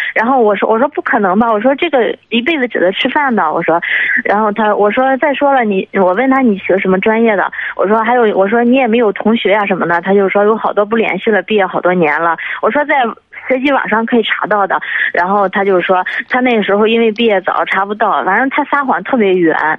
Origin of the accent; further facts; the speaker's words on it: Jinan, Shandong, China; now in Beijing, China; 我是咱们济南人，但是嗯。我现在那个在北京